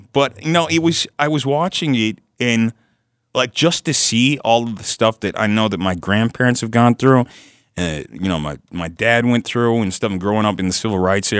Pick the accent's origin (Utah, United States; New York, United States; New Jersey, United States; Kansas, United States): Utah, United States; I'm actually from here.